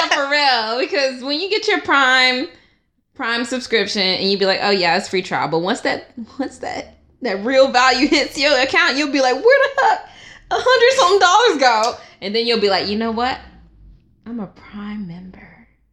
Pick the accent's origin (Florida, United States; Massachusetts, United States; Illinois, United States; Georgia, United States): Georgia, United States; Stone Mountain; I'm from Stone Mountain, Georgia